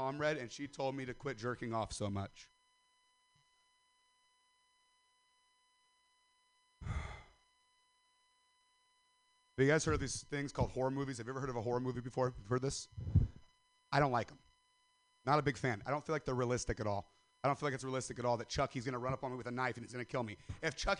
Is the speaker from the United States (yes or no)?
yes; Stockton, California, United States; I'm from Stockton